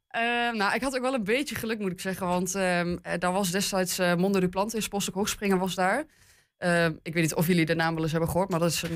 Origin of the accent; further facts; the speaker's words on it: Hengelo, Overijssel, Netherlands; now in Enschede, Netherlands; ik ben geboren in Hengelo. Ik heb lang in het buitengebied gewoond